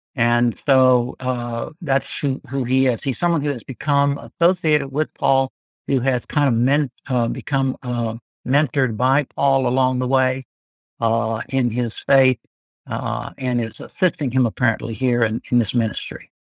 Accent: Arkansas, United States; also born or lived in Louisiana / Florida / Georgia; now in Birmingham, United States; I'm from Arkansas originally.

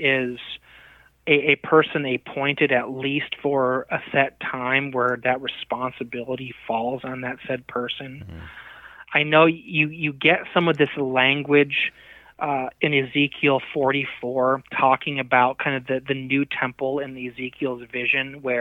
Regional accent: United States; as American Christians in the 2020s

